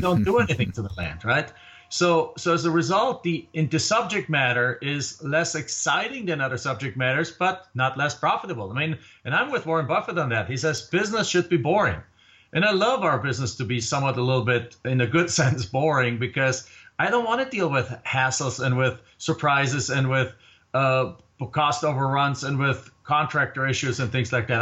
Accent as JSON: {"language": "English", "country": "Germany", "moved": "as an adult", "lives_now": "Phoenix, United States", "said": "I came here from Germany"}